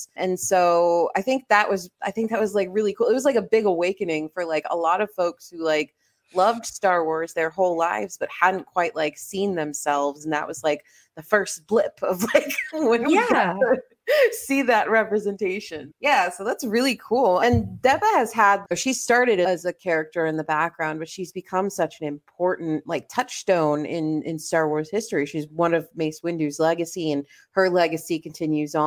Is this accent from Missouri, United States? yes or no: no; Miami, Florida, United States; I grew up in Miami, which is just like very multicultural